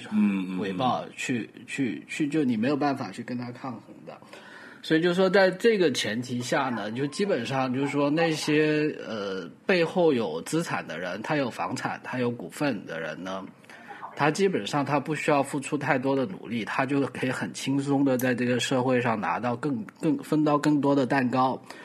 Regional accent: Guangdong, China; Chinese is a second language; 作为一个广东人

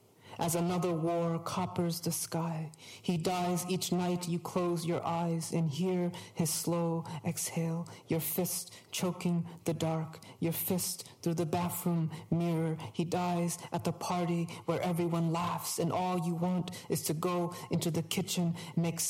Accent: Hartford, Connecticut, United States; I grew up in Hartford, the bordering state

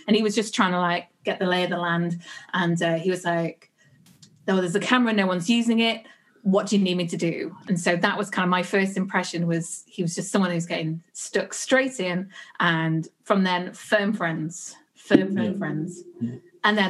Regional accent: Staffordshire, the Peak District, West Midlands, United Kingdom; moved away as an adult; now in Ireland; I'm not from Ireland. I'm from England. I'm from the very middle of England, from Staffordshire, the Peak District.

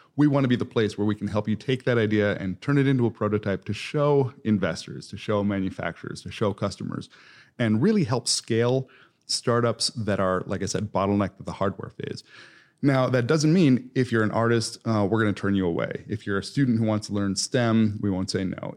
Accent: East Coast, United States; moved away as an adult; also born or lived in Columbus, Ohio; now in Indianapolis, United States; I'm originally from the East Coast

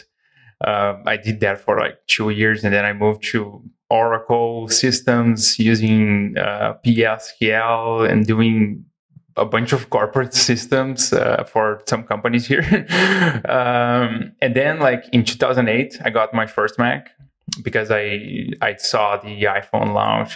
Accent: Brazil; also born or lived in Igrejinha, Rio Grande do Sul, Brazil; So I'm from Brazil. I live in the very south of Brazil in a city called Igrejinha

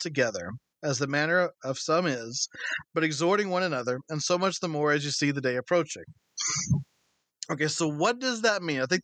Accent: United States; born and raised and living in this country.

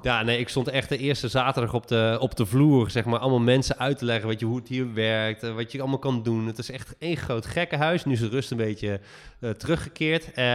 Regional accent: Netherlands; we echt als Nederlander

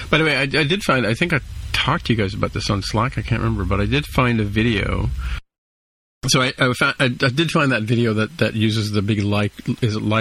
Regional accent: California, United States; So while you're doing that, like so I guess I, as a Californian I have to ask ask you

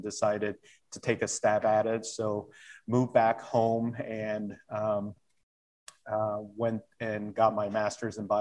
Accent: Indiana, United States; also born or lived in South Korea; growing up in Indiana

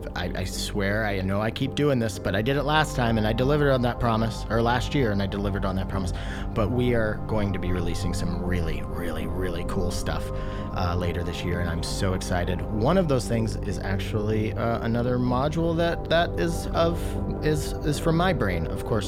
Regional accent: Washington, United States; I'm being from Washington, Spokane is not a place that I would think of as a synth town

